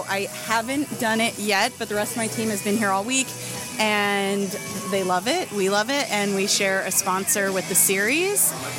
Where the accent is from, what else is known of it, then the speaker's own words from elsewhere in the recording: New York City, New York, United States; I ride for the Meteor Intelligentsia. I'm from New York City